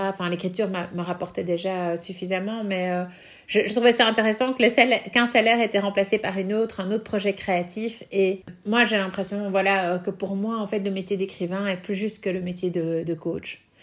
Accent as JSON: {"language": "French", "country": "Belgium", "said": "quand on est belge"}